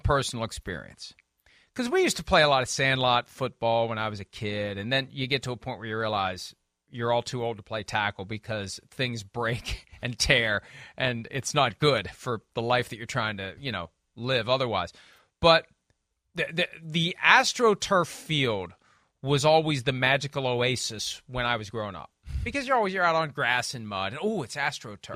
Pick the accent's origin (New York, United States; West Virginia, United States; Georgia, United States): West Virginia, United States; Wheeling; as a kid growing up in Wheeling, West Virginia